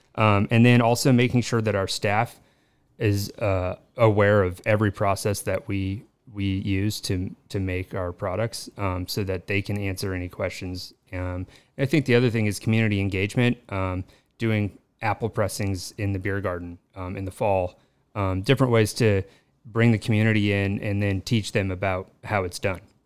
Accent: Colorado, United States; moved away as an adult; now in Los Angeles, United States; I'm from Colorado. Uh, grew up on a dairy farm there

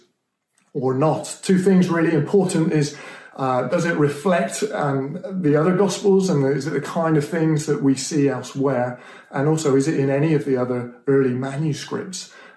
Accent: Stroud, South West England, United Kingdom; I grew up in Stroud in Gloucestershire

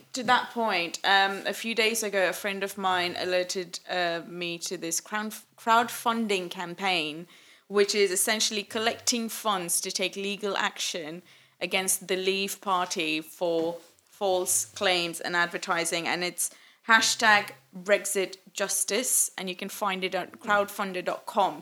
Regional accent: Malaysia; now in England; we're from Malaysia

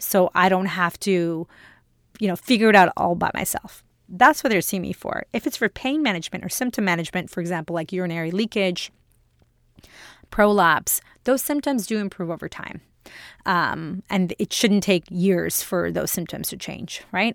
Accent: India; now in Canada; I'm an Indian woman, I'm an immigrant

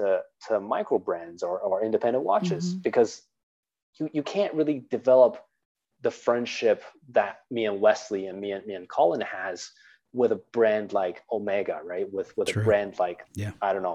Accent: Canada; I'm Chinese Canadian

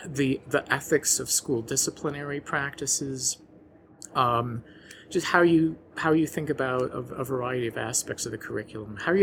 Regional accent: New Orleans, Louisiana, United States; moved away; my hometown of New Orleans, where I had lived in the lowest lying part of the city

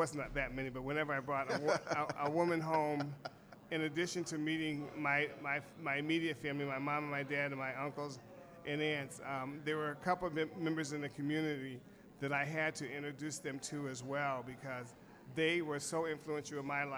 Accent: Kent, Ohio, United States; I grew up in Kent, Ohio, where Kent State University is

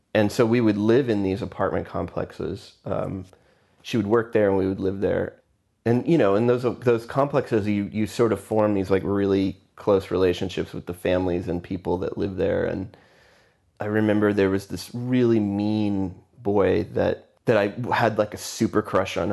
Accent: Houston, Texas, United States; also born or lived in McAllen, Texas; I was born in Houston, Texas, and I lived there until I was fourteen, fifteen

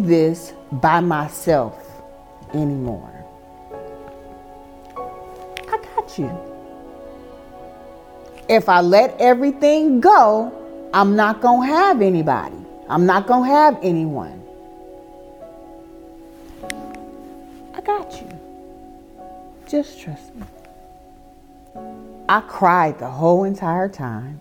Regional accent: Oakland, California, United States; moved away as an adult; now in Houston, United States; I am originally from Oakland, California, the Bay Area

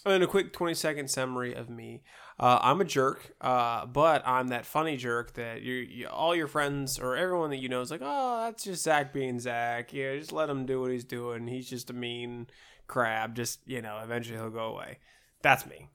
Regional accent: Ohio, United States; moved away; growing up in Ohio, uh, and actually when we moved away from Ohio, we'd come down for the summers

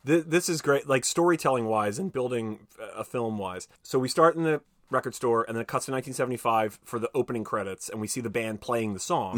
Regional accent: United States; I'm American

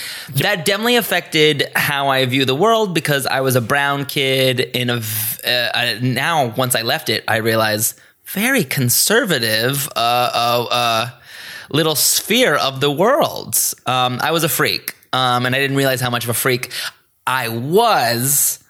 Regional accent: Greensboro, North Carolina, United States; now in Los Angeles, United States; I grew up in Greensboro, North Carolina. This was a very suburban, middle-of-the-road kind of town.

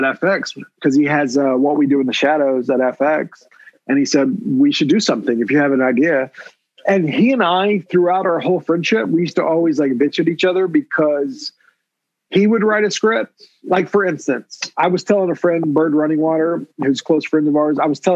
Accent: Oklahoma, United States; I'm from Oklahoma

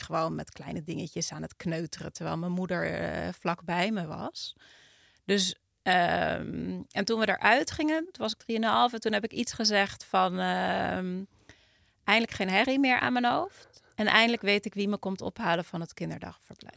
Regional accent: Utrecht, Netherlands; ik kom uit Utrecht

